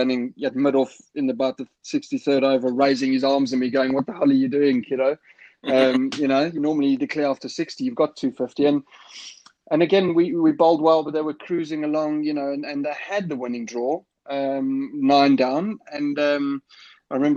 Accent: South Africa; now in England; knew I was South African

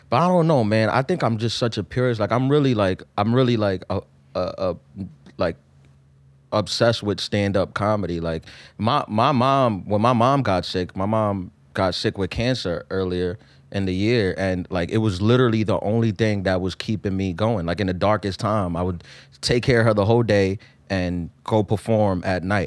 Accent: New York City, New York, United States; also born or lived in Queens, New York; I was born in East New York, too. I grew up in East New York. I moved to Queens when I was eleven

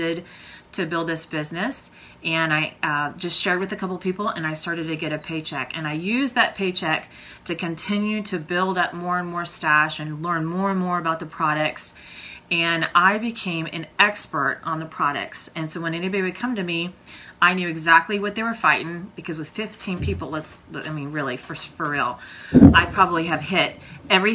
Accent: Oklahoma, United States; I am from Oklahoma

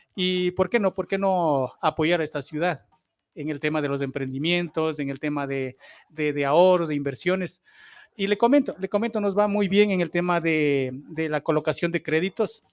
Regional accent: Ambato, Tungurahua, Ecuador; como parte de, de, de esa ciudad, soy ambateño

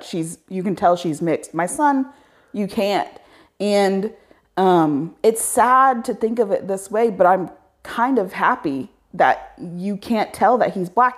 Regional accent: Indiana, United States; I grew up in Indi, I was like, I was born in Indiana

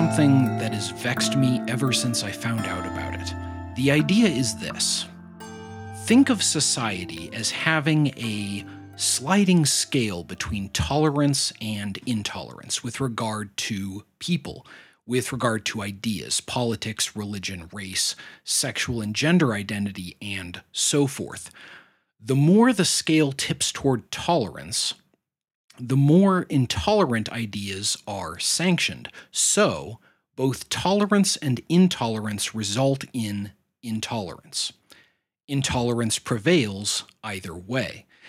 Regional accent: United States; my own nation state

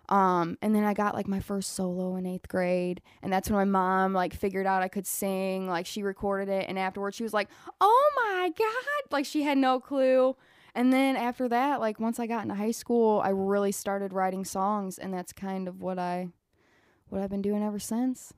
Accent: Willard, Ohio, United States; accent: Southern twang; I'm from Willard, I'm forty minutes away

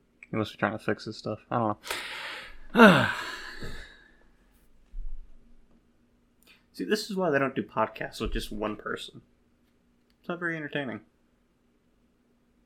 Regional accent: South Carolina, United States; we grew up in South Carolina. You know, we grew up in South Carolina

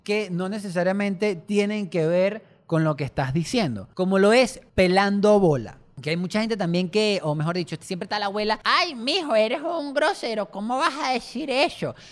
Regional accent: Venezuela; esto es Venezuela y somos los venezolanos.

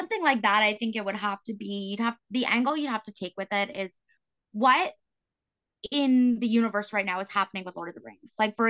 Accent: East Coast, Canada; I'm from the East Coast, so I can say this, but you know, a band toured in New Brunswick.

